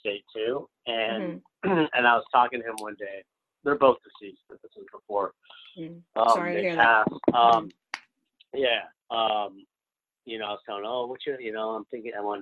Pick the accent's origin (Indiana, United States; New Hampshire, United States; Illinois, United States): New Hampshire, United States; also born or lived in South Korea; I grew up in a place that no one looked like me. I grew up in New Hampshire.